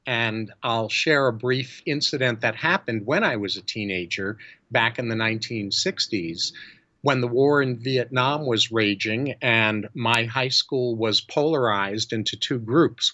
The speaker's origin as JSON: {"language": "English", "region": "New York", "country": "United States", "tie": "born or raised there", "moved": "as an adult", "lives_now": "California, United States", "said": "I was born and raised in New York, and I've lived in California since 1975"}